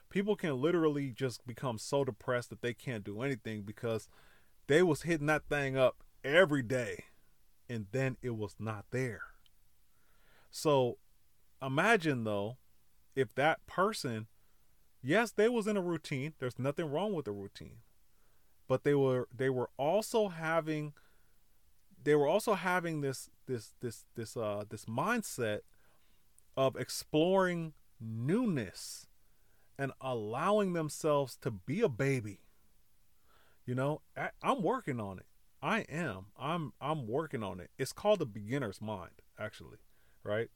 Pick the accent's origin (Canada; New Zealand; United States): United States; California; I grew up in California